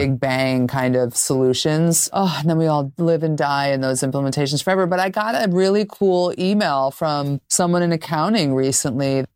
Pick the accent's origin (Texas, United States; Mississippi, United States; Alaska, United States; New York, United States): New York, United States; I'm a New Yorker through and through